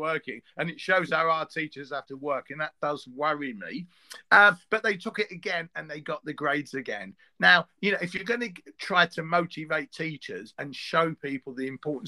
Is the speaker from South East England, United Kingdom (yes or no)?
no; London, United Kingdom; I'm from East London. I went to an East London school and I taught in one